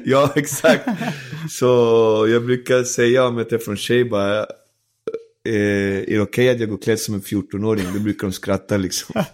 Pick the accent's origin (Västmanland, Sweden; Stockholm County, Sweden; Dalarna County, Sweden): Stockholm County, Sweden; Alby; also born or lived in Isla Margarita, Venezuela; växte jag upp i Alby där mm. många andra barn hade samma situation.